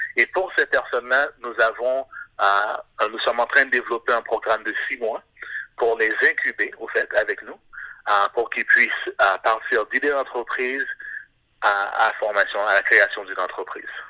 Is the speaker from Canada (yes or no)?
yes; Montreal, Quebec, Canada; also born or lived in Haiti; je suis de Montréal, mais d'origine haïtienne